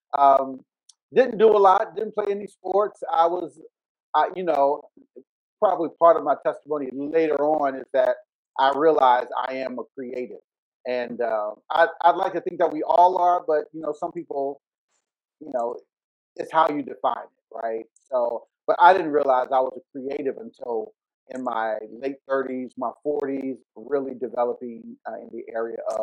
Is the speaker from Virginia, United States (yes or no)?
yes; Richmond, Virginia, United States; I grew up in Varina, in the eastern part of Henrico, in Richmond, Virginia